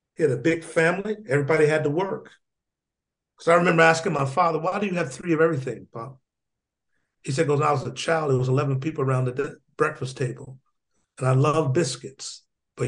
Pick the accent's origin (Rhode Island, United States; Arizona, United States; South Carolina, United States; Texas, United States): South Carolina, United States; Union; Born in a small town called Union, South Carolina. I lived there with my brothers and sisters, my cousins, my aunts, my uncles, and my grandmother.